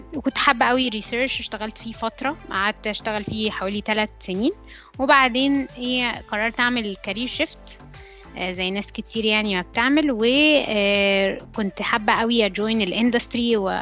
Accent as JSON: {"language": "Arabic", "town": "Alexandria", "region": "Alexandria Governorate", "country": "Egypt", "also_born_or_lived": "Cairo", "said": "انا اوريجينالي آه، من اسكندريه اتخرجت من هندسه اسكندريه"}